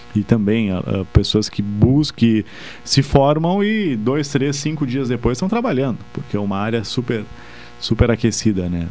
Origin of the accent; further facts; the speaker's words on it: Pelotas, Rio Grande do Sul, Brazil; also born or lived in Bagé; sou pelotense, natural daqui